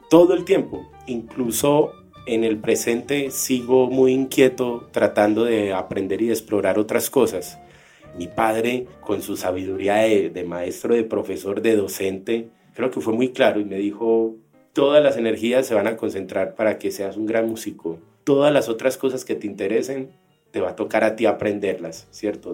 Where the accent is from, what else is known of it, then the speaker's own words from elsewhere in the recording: Colombia; como colombianos